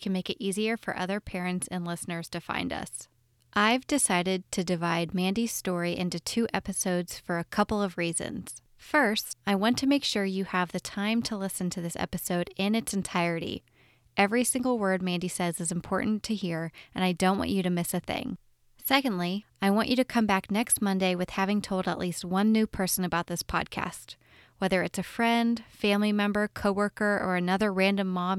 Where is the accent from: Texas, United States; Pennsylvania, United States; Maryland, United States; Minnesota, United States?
Texas, United States; Dallas; We grew up outside of Dallas in the same neighborhood, attended the same schools